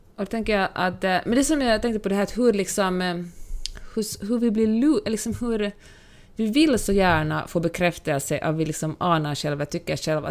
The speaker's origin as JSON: {"language": "Swedish", "country": "Finland", "tie": "born or raised there", "moved": "yes", "said": "när jag var liten och vi hade liksom fester hemma och jag kommer från Finland"}